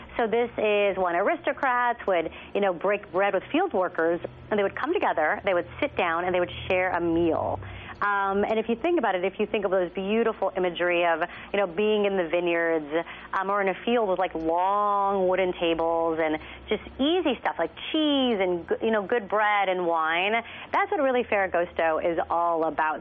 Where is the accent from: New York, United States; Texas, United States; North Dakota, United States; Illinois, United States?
Texas, United States; I'm from Texas